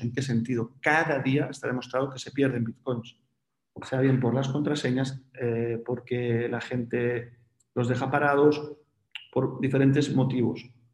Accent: Spain; En España somos un país muy afín a las criptomonedas

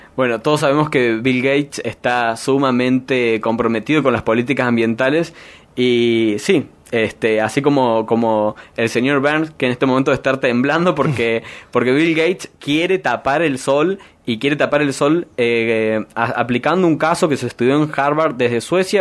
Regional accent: Argentina; la cantidad de personas que somos en Argentina

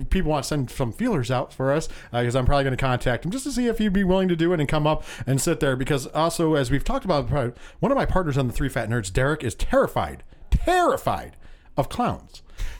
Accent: New York, United States; We're from New York.

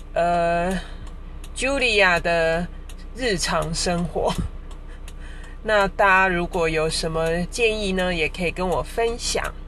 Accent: Taichung, Taiwan; 我来自台中

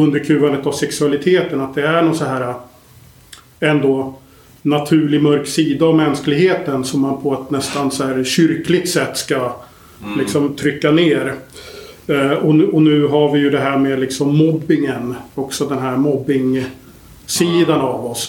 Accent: Sweden; vi är ju svenskar

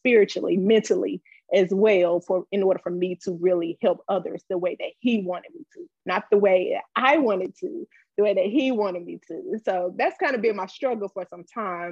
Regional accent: Wilson, North Carolina, United States; moved away as an adult; now in Charlotte, United States; I am from North Carolina, originally Wilson, North Carolina

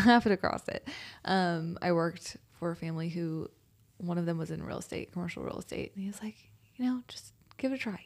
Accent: Spicewood, Texas, United States; also born or lived in Westlake, Austin / Manchaca, Texas / Austin, Texas; I was born off of Cuernavaca, like West Lake area, um, then moved to Spicewood, and I grew up in Spicewood

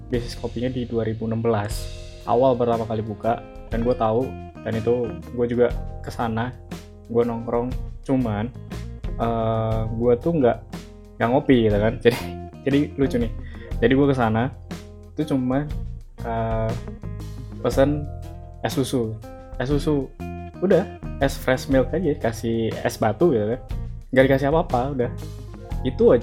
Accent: East Java, Indonesia; born there; now in Jabodetabek, Indonesia; gue lahir di Jawa Timur dan sekarang gue domisilinya di Jabodetabek kerja di salah satu startup di Jakarta

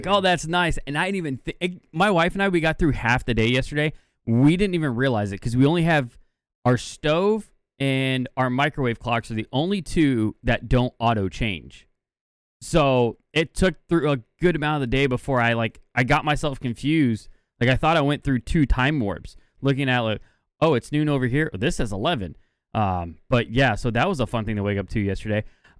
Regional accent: Arizona, United States; moved away; I grew up in Arizona

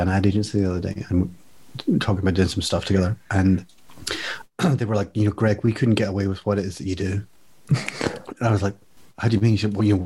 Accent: Ireland; I'm Irish

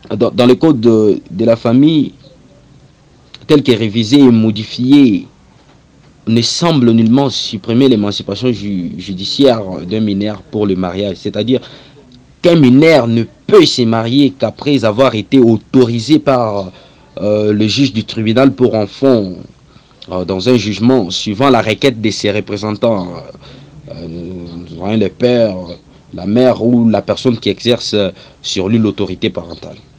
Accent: DR Congo; ici chez nous en République démocratique du Congo

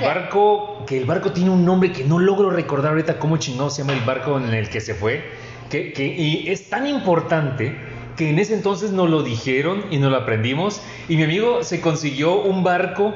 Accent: Mexico; nosotros como mexicanos

